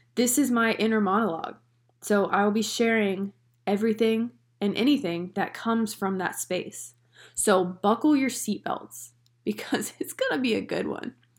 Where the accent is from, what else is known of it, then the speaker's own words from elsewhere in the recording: North Carolina, United States; now in Long Island, New York, United States; I am originally from, can you guess it? Can you guess it from my little accent that everyone says I have? I honestly don't hear it. But I'm from North Carolina